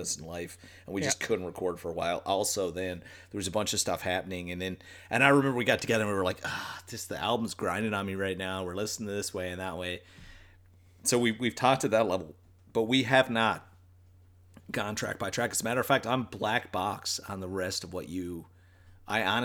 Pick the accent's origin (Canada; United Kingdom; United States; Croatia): Canada; Newfoundland and Labrador; we're from Newfoundland